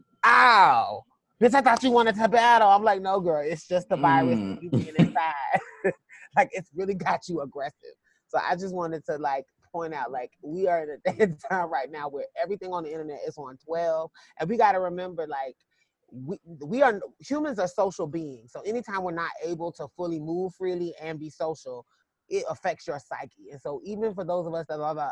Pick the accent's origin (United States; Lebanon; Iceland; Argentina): United States; South Carolina; now in Atlanta, United States; I'm from South Carolina. And so, you know, people are really kind of color struck there, as we say.